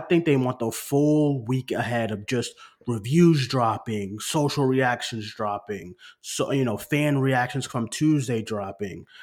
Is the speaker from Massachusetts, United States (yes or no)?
yes; Boston, Massachusetts, United States; moved away; I'm far from Boston now, far from home